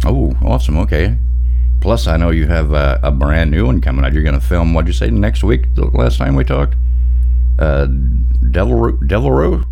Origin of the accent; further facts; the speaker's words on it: Pine Bluff, Arkansas, United States; I'm originally from Pine Bluff, Arkansas, and it gets warm for sure